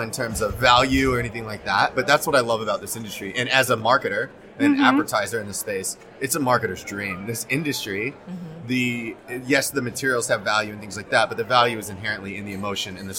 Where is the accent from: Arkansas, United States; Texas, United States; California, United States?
Texas, United States; Arlington; also born or lived in South Korea; now in New York, United States; I was born in South Korea. I lived there all of my first 4 months. Got my first passport when I was 4 months old. And I was adopted at birth, grew up in Arlington, Texas.